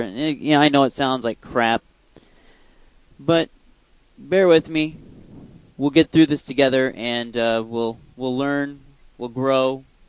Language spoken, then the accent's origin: English; Iowa, United States; I'm driving to go back to my hometown. Just drove past a tractor. Yes, this is Iowa